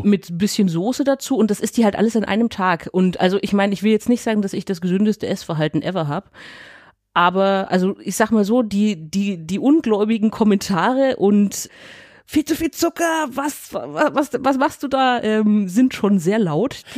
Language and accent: German; Nuremberg, Bavaria, Germany; ich komme aus Eibach und Röthenbach, so hart an der Grenze